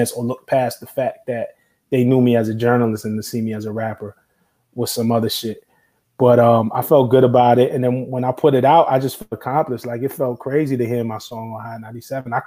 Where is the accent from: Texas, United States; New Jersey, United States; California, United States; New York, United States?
New York, United States; New York City; I'm from Flatbush in Brooklyn. Like, that corner, Flatbush and Atlantic, is right where I used to go to high school at.